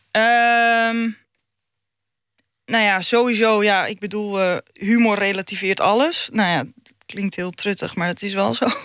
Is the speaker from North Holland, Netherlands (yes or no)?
yes; North Holland, Netherlands; ik kom zelf ook uit de Noord-Hollandse dikke klei. En eh, ik ben zelf ook vrij nuchter.